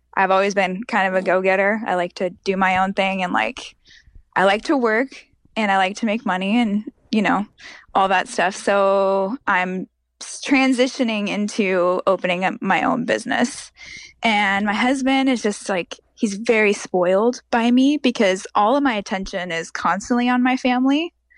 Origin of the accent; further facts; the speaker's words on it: Montana, United States; now in Texas, United States; I'm actually from Montana